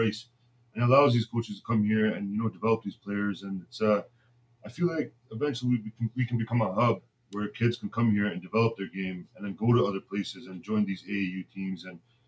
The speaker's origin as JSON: {"language": "English", "town": "Brampton", "region": "Ontario", "country": "Canada", "tie": "born or raised there", "said": "growing up in Brampton myself"}